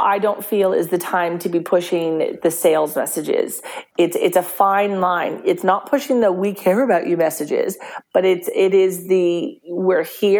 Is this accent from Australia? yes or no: yes; Australia; We're Australian, that's what we do.